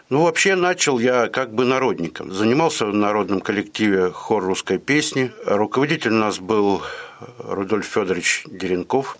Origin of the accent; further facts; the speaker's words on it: Galich, Kostroma Oblast, Russia; moved away as an adult; also born or lived in Yaroslavl; now in Ulyanovsk, Russia; Родился я э, в Костромской губернии, город Галич. Ну, детство все прошло тоже, соответственно, в Галиче.